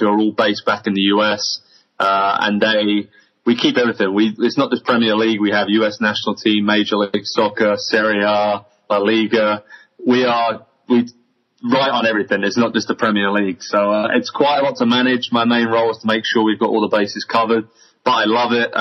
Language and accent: English; Southampton, South East England, United Kingdom; Southampton where I grew up